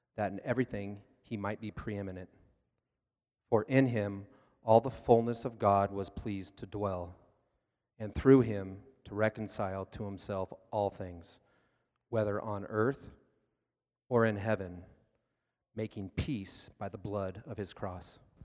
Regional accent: Pennsylvania, United States; I'm from Pennsylvania

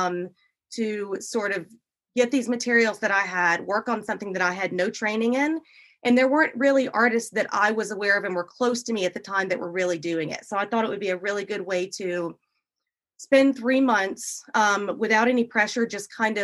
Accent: Dayton, Tennessee, United States; now in Chattanooga, United States; I am actually originally from Dayton, Tennessee, which is about 30, 40 minutes north of here

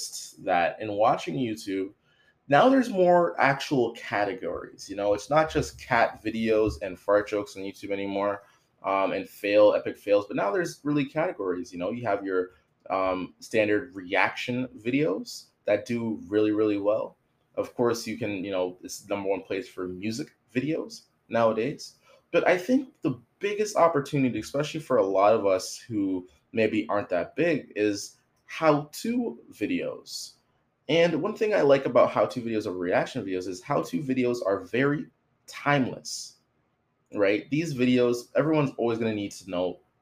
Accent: Toronto, Ontario, Canada; I'm from Toronto

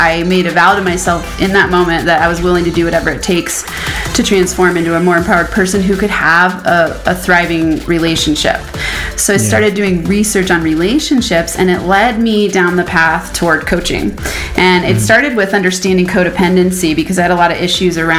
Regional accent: Boulder, Colorado, United States; I am from Boulder, Colorado

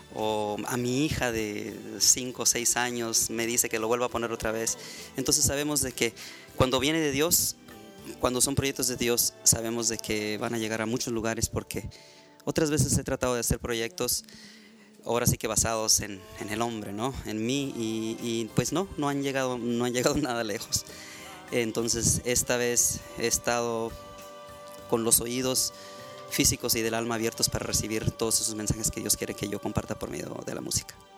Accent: Ensenada, Baja California, Mexico; also born or lived in Tijuana; now in United States; soy mexicano nací en Tijuana, me crié en Ensenada y pues ya tengo acá en Estados Unidos, pues ahora sí que toda una vida, como unos 30 años

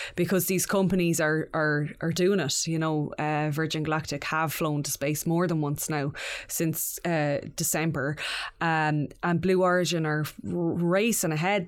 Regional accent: Mayo, Connacht, Ireland; that eleven-year-old growing up in Mayo

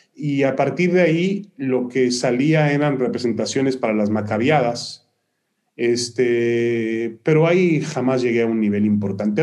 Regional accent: Mexico City, Mexico; moved away as an adult; also born or lived in Ashkelon, Israel / East Haven, United States; now in United States; yo a los ocho años, desde los ocho años vivió ya, viví ya en la Ciudad de México

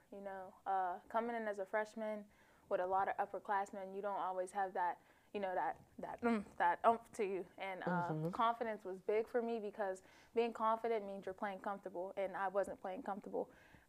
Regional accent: McKees Rocks, Pennsylvania, United States; I am from McKees Rocks, Pennsylvania. I'm a sophomore, and my major is business management.

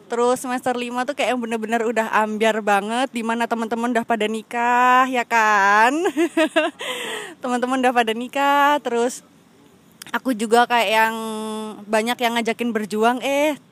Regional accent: Lampung, Indonesia; now in Yogyakarta, Indonesia; Saya berasal dari Lampung.

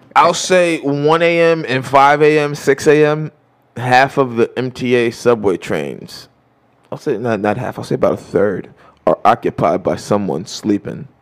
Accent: New York City, New York, United States; as a New Yorker

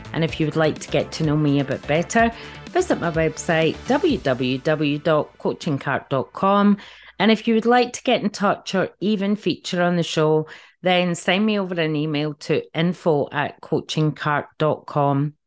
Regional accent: just outside Glasgow, Scotland, United Kingdom; when I was growing up, um, just outside Glasgow

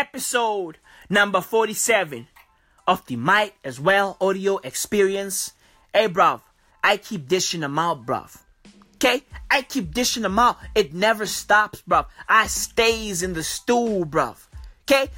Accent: South Africa; I'm from South Africa

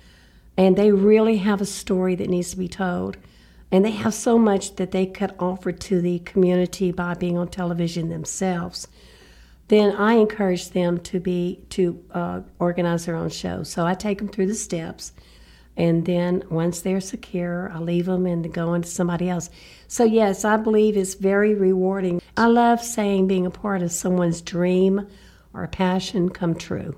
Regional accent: Shreveport, Louisiana, United States; moved away as an adult; now in Lafayette, United States; From Shreveport, Louisiana. I mean, up north, four hours away, basically North Louisiana

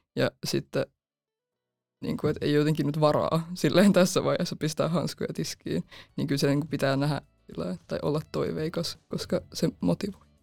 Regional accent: Helsinki, Uusimaa, Finland; Mä oon 18 ja mä oon Helsingistä lukioopiskelija.

